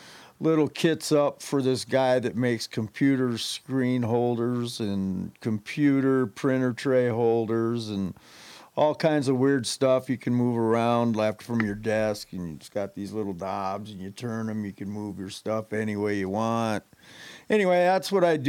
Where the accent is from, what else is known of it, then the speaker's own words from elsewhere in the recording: Los Angeles, California, United States; I grew up in Van Nuys